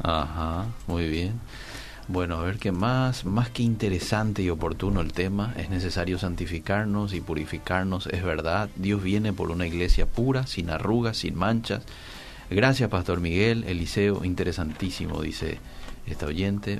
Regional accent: Paraguay; estamos pasando como como paraguayos a nivel mundial

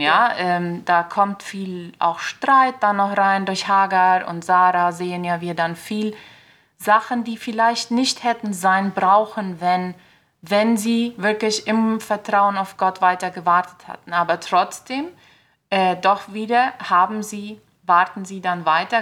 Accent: Filadelfia, Boquerón, Paraguay; Ich komme hier aus Philadelphia

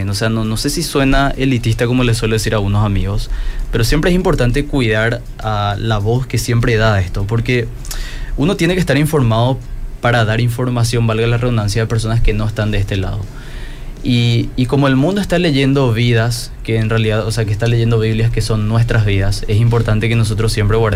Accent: Paraguay; hablo a un público que no solamente es de Paraguay, sino también de otros países. Tengo que neutralizar mi acento.

